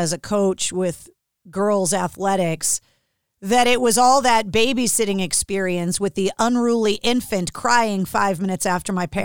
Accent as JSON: {"language": "English", "region": "Northeast", "country": "United States", "tie": "born or raised there", "said": "growing up in the Northeast, it's impossible to grow up and not love sports because we're so rabid about it up here"}